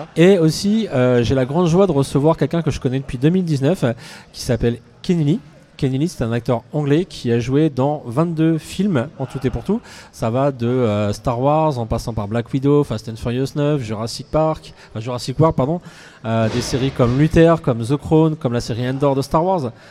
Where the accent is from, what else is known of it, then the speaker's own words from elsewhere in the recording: Orléans, Centre-Val de Loire, France; moved away as an adult; also born or lived in Paris; j'ai décidé de revenir sur Orléans, qui est ma ville natale